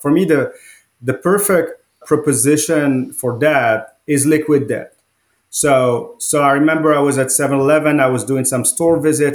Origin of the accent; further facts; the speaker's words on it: Morocco; also born or lived in France; now in United States; I grew up in Morocco. It's a small country in North Africa.